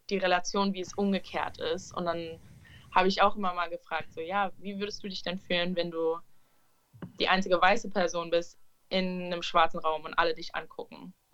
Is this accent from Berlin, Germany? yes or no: yes; Berlin, Germany; ich bin in Schöneberg aufgewachsen und ich bin mit vielen Türken und Arabern aufgewachsen